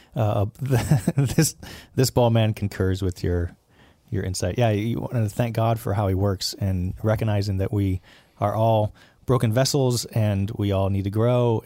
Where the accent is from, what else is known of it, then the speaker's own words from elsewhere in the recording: Southern California, United States; I was born in Southern California